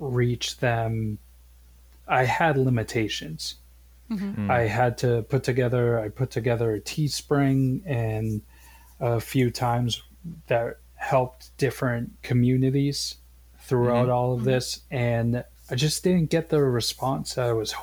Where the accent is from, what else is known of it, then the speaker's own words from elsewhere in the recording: Boston, Massachusetts, United States; moved away; also born or lived in Maine; I'm originally from Boston.